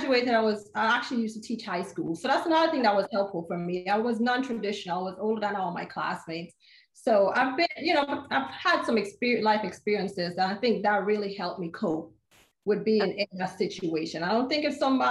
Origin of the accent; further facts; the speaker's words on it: U.S. Virgin Islands; moved away as an adult; also born or lived in St. Kitts / California / New York / Oklahoma; I'm from the Caribbean. I was born in St. Kitts. I grew up in St. Thomas, Virgin Islands.